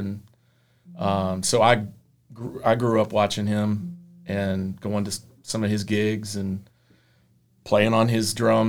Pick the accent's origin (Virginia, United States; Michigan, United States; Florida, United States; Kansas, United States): Virginia, United States; Roanoke; Born here, yeah. I was born in Roanoke. Lived around here most of my life.